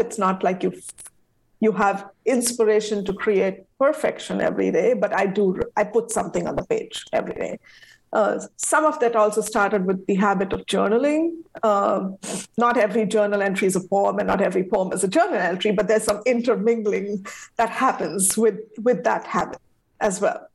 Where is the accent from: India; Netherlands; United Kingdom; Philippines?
India; now in United States; my home country, India